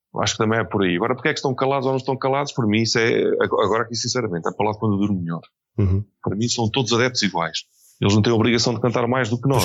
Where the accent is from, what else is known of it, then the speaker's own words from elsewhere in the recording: Fundão, Centro, Portugal; moved away as an adult; also born or lived in Coimbra; now in Lisbon, Portugal; eu nasci no Fundão, vim, depois tive, ainda vivi 10 anos em Coimbra e já cheguei com 27, 28 anos a Lisboa.